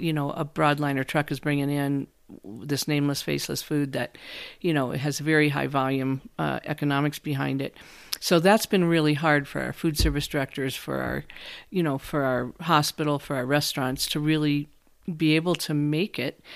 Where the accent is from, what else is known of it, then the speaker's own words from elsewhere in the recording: Iowa, United States; moved away as an adult; now in San Luis Valley, Colorado, United States; I grew up in Iowa, but I came, yes, I grew up in Iowa, but I came to Colorado